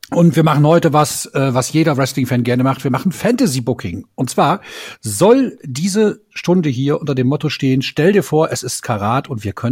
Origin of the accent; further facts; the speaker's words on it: Georgsmarienhütte, Lower Saxony, Germany; werde ich aus meiner Heimatstadt Georgsmarienhütte mit dem Fahrrad fahren. Das sind etwa 140 Kilometer